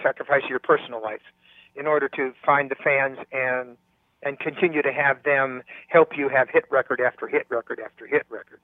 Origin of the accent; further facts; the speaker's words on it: California, United States; moved away; also born or lived in Nevada; all the years that I was growing up in California